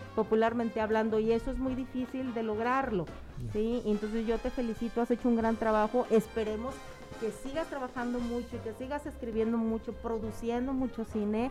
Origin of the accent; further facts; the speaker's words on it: Mexico; los mexicanos somos de muy de comedia